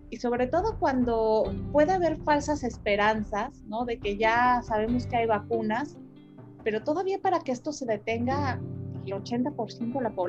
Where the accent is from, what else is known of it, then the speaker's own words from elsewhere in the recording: Mexico; la identidad que tenemos como mexicanos